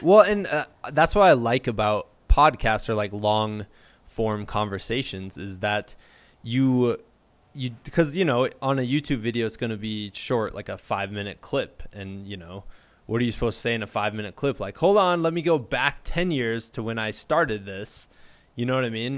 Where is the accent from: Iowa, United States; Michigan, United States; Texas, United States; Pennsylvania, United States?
Iowa, United States; Muscatine; I'm from Muscatine, so uh, kind uh-huh. of by Davenport in the Quad Cities